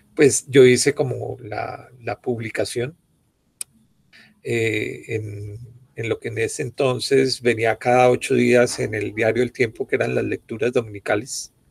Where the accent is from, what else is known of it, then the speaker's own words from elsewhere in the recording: Bogotá, Colombia; Javeriana, bogotano